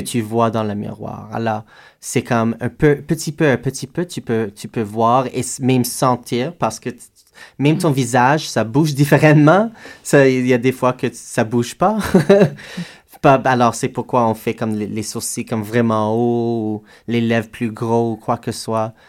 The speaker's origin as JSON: {"language": "French", "town": "Edmonton", "region": "Alberta", "country": "Canada", "moved": "yes", "said": "je viens d'Edmonton, Alberta, et on a une culture vraiment forte de drag, de cabaret, de théâtre là-bas"}